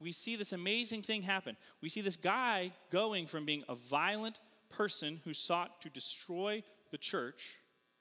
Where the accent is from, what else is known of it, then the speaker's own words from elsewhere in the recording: Northeast, United States; now in Columbia, Missouri, United States; I'm not from here. I'm from the Northeast.